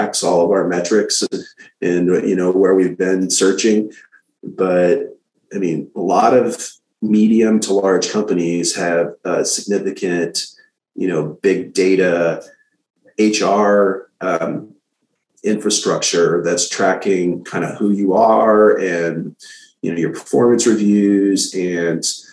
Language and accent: English; St. Louis, Missouri, United States; now in Austin, United States; I'm from St. Louis